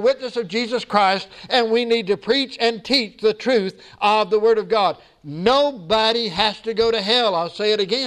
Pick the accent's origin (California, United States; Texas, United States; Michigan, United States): Texas, United States; being a Texan